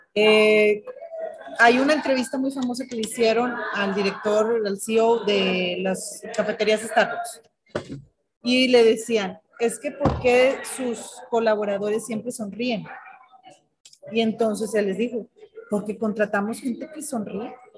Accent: Monterrey, Nuevo León, Mexico; Como somos los regios

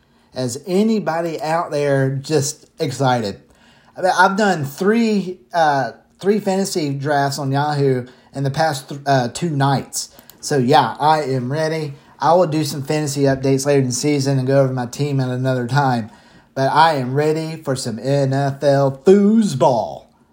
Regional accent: Macon, Georgia, United States; the Mercer Bears from my hometown, by the way, Mercer, of Macon, Georgia.

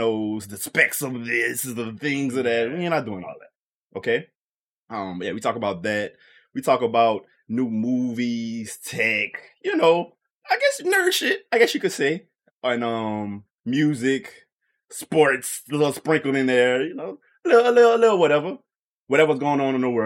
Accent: Louisiana, United States; I'm from Louisiana

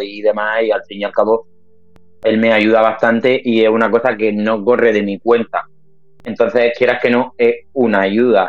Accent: Cartagena, Region of Murcia, Spain; yo soy de Cartagena y aquí en Cartagena no puedes vivir de esto

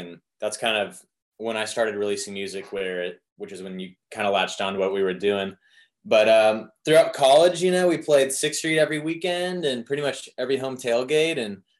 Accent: Phoenix, Arizona, United States; I grew up in Phoenix, Arizona, where not a lot of people listen to country music, you know.

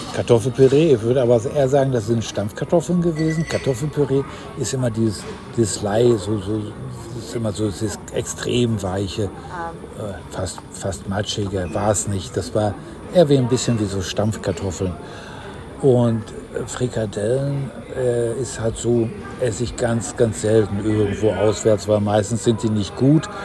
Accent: Ruhr area, North Rhine-Westphalia, Germany; moved away; Norddeutscher bin ich ja nicht, aber aus dem Norden von Deutschland, so ist präziser, aus, aus, äh, aus dem Ruhrgebiet

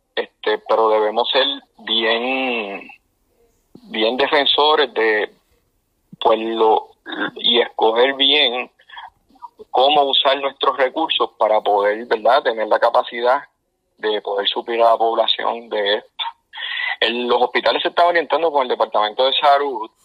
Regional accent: Puerto Rico

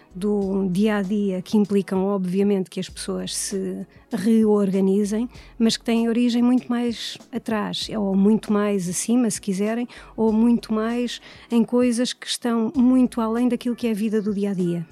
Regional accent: Coimbra, Centro, Portugal; nasci e tenho vivido sempre em Coimbra

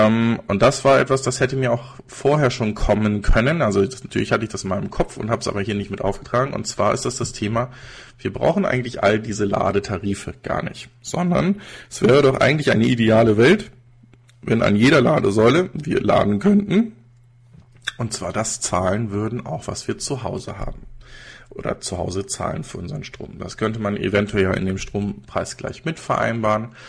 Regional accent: Regensburg, Bavaria, Germany; Übrigens, ich komme nicht aus München, sondern aus Regensburg, aber das ist fast das gleiche

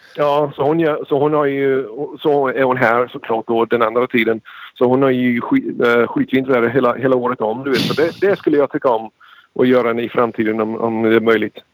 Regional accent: United States; Swedish is a second language; mamma och pappa är båda svenskar och båda kommit hit från Sverige

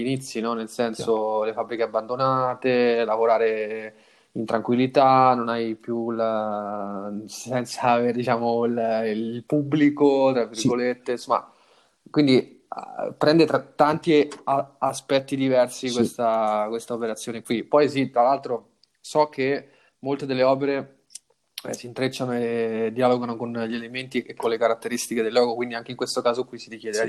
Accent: Rome, Lazio, Italy; moved away; io sono nato a Roma, cresciuto a Roma

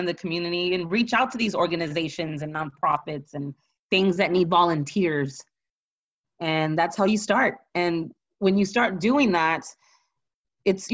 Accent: San Antonio, Texas, United States; I'm from the South Side. You know, I grew up with, you know, middle-class parents

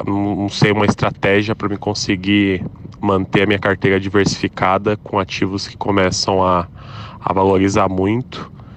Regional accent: São José dos Campos, São Paulo, Brazil; sou de São José dos Campos

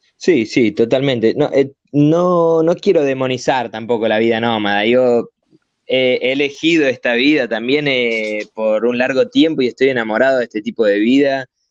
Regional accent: Argentina; also born or lived in Italy / Barcelona; siendo argentino

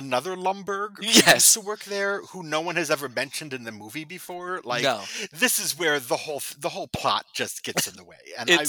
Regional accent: Chicago, Illinois, United States; My hometown hero here.

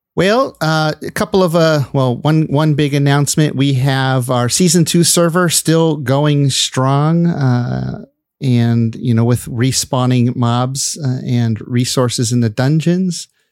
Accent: California, United States; also born or lived in Michigan; I spent most of my life in California

